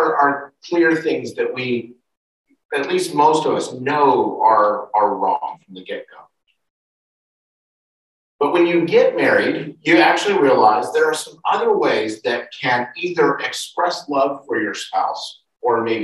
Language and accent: English; United States; moved away; in the United States, my home country